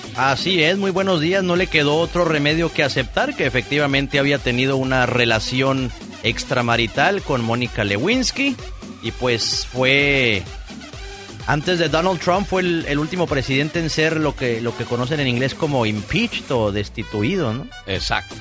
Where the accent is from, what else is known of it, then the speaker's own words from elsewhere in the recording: Nogales, Sonora, Mexico; moved away; Javier Solís era mi paisano porque él nació en Nogales, Sonora, al igual que su servidor